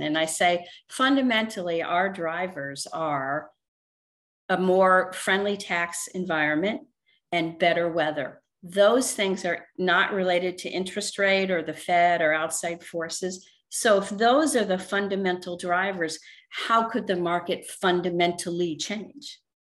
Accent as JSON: {"language": "English", "region": "Northeast", "country": "United States", "tie": "born or raised there", "moved": "as an adult", "lives_now": "Vero Beach, United States", "said": "I was born and raised in the Northeast"}